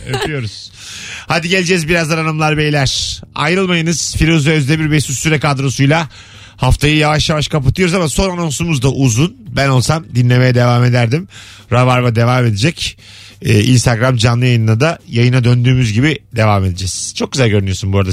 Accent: Bursa, Turkey; Biz Bursalılar olarak

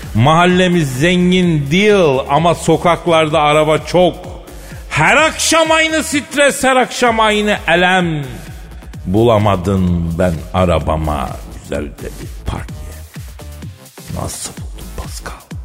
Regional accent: Turkey; Türküz kardeşim biz

